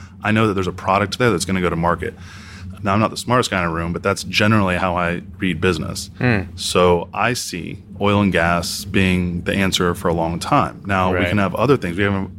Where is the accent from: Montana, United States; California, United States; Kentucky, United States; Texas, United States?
Texas, United States; Houston; here in {S1} about {S2} Houston, man. 713.